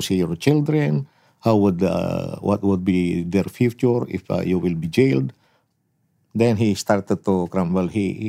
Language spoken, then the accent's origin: English; Bugallon, Pangasinan, Philippines; my hometown, named Bugalyon.